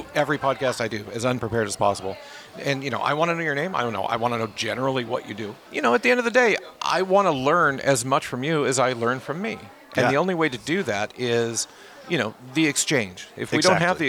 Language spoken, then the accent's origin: English; Seattle, Washington, United States; I'm from Seattle